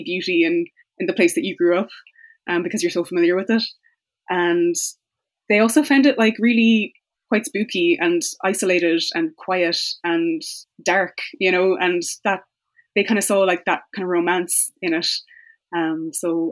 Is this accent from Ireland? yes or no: yes; Tipperary, Munster, Ireland; I grew up in the Midlands. I grew up in Tipperary